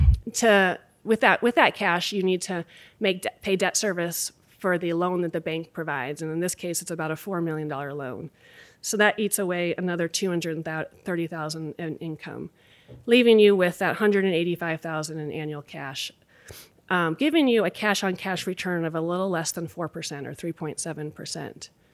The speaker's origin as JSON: {"language": "English", "town": "Anchorage", "region": "Alaska", "country": "United States", "tie": "born or raised there", "also_born_or_lived": "Boston / Sacramento", "moved": "as an adult", "lives_now": "Anchorage, United States", "said": "two kids born and raised in Anchorage"}